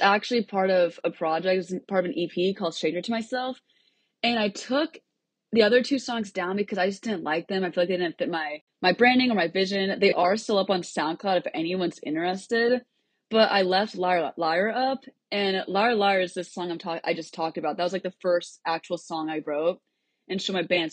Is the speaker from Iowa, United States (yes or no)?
yes; Cedar Rapids, Iowa, United States; moved away as an adult; now in Nashville, United States; I grew up in Cedar Rapids, Iowa, but I moved to Nashville about four months ago to attend Belmont University